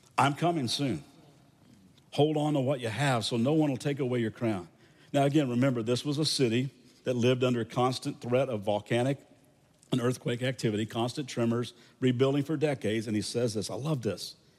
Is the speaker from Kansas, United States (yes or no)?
no; Kentucky, United States; moved away; I'm from Kentucky